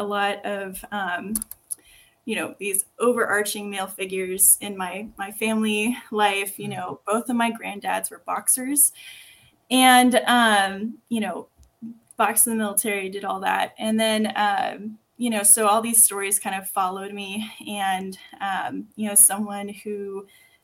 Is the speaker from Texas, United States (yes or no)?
yes; Texas, United States; accent: Texan; I sound super Texan